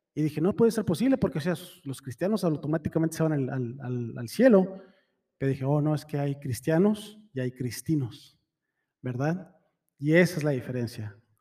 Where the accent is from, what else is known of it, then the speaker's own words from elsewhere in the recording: Mexico; Soy mexicano